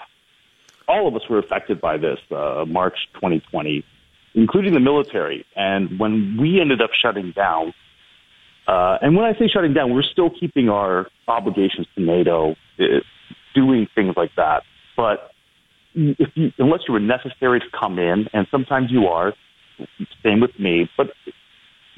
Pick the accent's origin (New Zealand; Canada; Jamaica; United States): Canada; Brampton, Ontario; moved away as an adult; now in Toronto, Canada; I grew up in Brampton